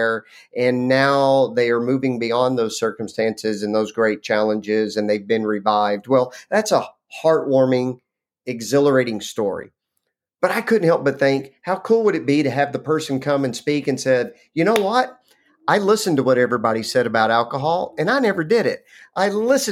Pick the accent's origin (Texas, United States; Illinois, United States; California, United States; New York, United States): Texas, United States; Lubbock; I grew up in Lubbock, Texas, which was a fabulous place to grow up